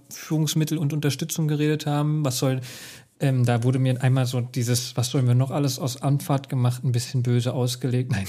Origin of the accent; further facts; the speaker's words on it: Hesse, Germany; aber ich bin Hesse, ich darf das.